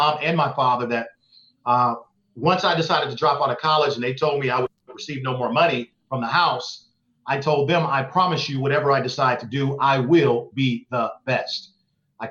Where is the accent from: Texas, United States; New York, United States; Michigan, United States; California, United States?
California, United States; Oakland; I grew up in East Oakland, California